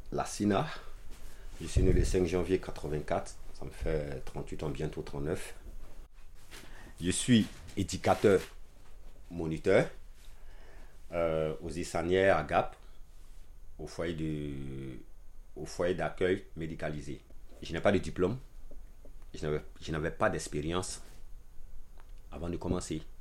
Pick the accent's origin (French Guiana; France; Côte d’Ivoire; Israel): Côte d’Ivoire; Abidjan; born there; also born or lived in Tafiré; je suis né dans la capitale économique, Abidjan. Mais ma ville, en fait, je suis bon, je suis né à Abidjan. Mais en fait, je suis plus au nord de la Côte d'Ivoire dans la ville de Tafiré.